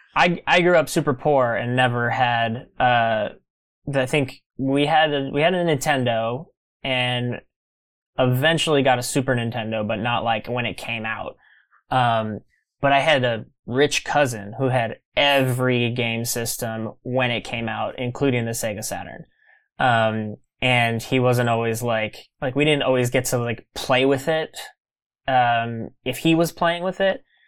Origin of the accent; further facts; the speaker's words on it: Kingsville, Texas, United States; moved away; also born or lived in New York City; Kingsville is my hometown